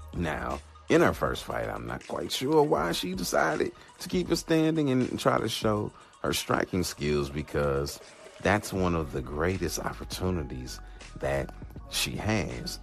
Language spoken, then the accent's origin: English; St. Louis, Missouri, United States; here in my hometown of St. Louis